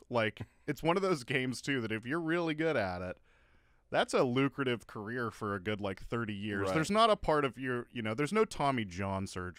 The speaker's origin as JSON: {"language": "English", "region": "Midwest", "country": "United States", "said": "As a Midwesterner"}